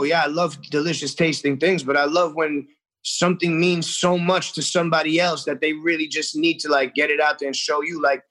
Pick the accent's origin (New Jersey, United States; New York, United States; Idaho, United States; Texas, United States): New York, United States; New York City; I grew up in the restaurant industry. My family had a restaurant growing up in Forest Hills, Queens